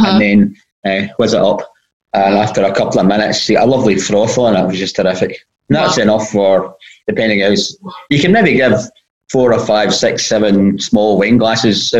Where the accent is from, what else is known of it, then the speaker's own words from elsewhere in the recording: Port Glasgow, Scotland, United Kingdom; also born or lived in Edinburgh; now in Kilmarnock, United Kingdom; I'm not from here, I'm from Port Glasgow.